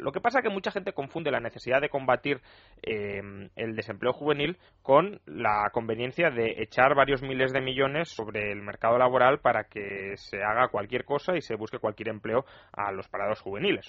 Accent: Spain

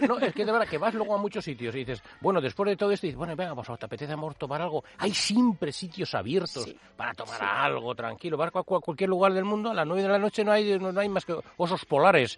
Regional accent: Spain; los españoles, que somos mucho de salir

